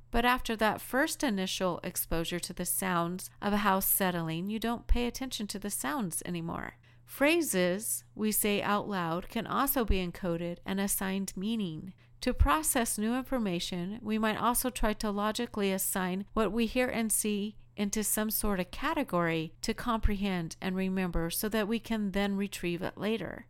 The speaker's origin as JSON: {"language": "English", "region": "Colorado", "country": "United States", "also_born_or_lived": "Utah", "moved": "yes", "said": "I'm originally from Colorado"}